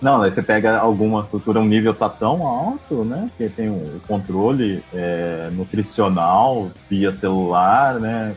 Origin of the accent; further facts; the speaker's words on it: Umuarama, Paraná, Brazil; also born or lived in Curitiba; Eu sou de Umuarama, do Paraná